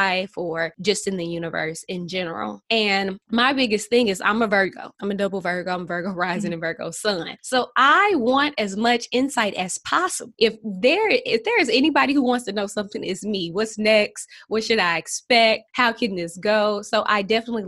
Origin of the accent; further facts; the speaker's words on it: St. Louis, Missouri, United States; I'm from St. Louis, Missouri. St. Louis is a small city.